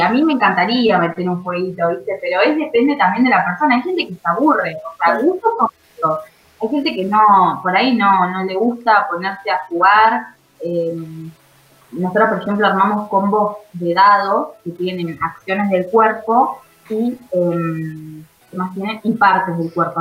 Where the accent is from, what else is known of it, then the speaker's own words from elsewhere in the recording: Carmen de Patagones, Buenos Aires Province, Argentina; yo soy de Vietma, de Patagones en realidad